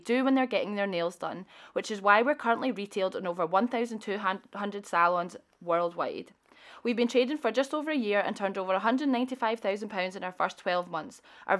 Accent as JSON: {"language": "English", "region": "Scotland", "country": "United Kingdom", "tie": "born or raised there", "said": "I think growing up in Scotland, you hear about Prince's Trust, Business Gateway, Scottish Enterprise."}